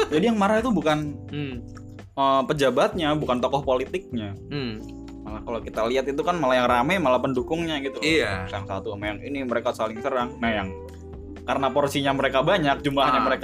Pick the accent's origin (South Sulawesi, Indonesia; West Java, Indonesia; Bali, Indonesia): Bali, Indonesia; jadi gue dulu tuh lahir di Bali ya hmm. uh, kecil gue di Bali juga sampai gue SD